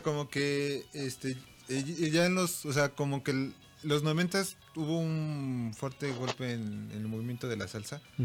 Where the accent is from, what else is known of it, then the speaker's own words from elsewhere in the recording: Mexico; nosotros como mexicanos y latinos